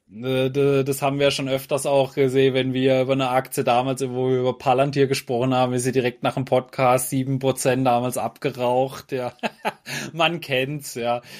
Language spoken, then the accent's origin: German; Germany; bei uns in Deutschland